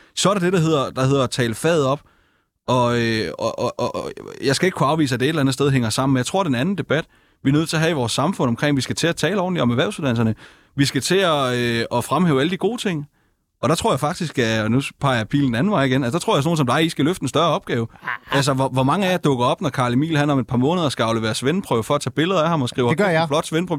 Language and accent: Danish; Funen, Southern Denmark, Denmark; hjemme på Fyn, hvor jeg kommer fra